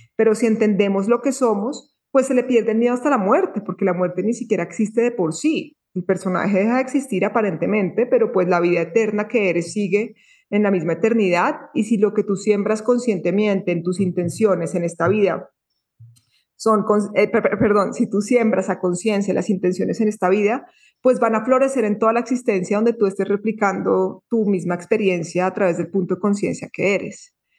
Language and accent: Spanish; Bogotá, Colombia; moved away as an adult; also born or lived in Tulum, Mexico; now in Antioquia, Colombia; estaba en un colegio muy eh, muy de la sociedad, muy del sistema en Bogotá, porque yo nací en Bogotá